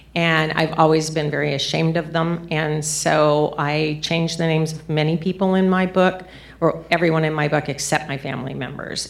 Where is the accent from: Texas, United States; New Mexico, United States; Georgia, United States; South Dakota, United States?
New Mexico, United States; southern; I was seven years old, and I was in a small town in southern New Mexico